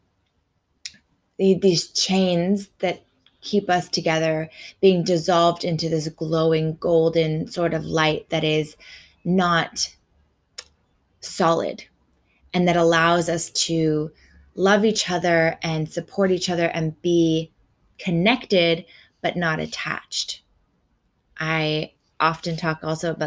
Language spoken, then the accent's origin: English; Canada; now in Australia; I'm a Canadian living in Australia